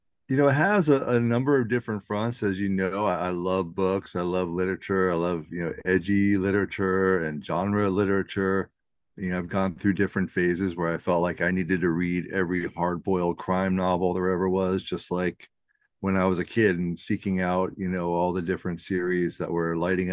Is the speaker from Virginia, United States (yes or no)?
yes; Virginia, United States; also born or lived in New York; Actually, I come from a Navy family. So I was born in New York and moved all around the East Coast. I spent a lot of time in Virginia. I went to high school in Northern Virginia.